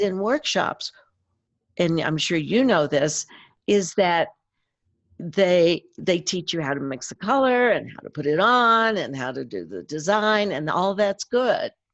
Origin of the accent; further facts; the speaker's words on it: East Tennessee, United States; I grew up in East Tennessee on a farm